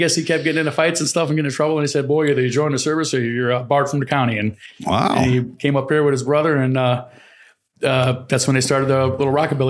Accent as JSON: {"language": "English", "region": "Indiana", "country": "United States", "moved": "yes", "lives_now": "Chicago, United States", "said": "I'm from Indiana"}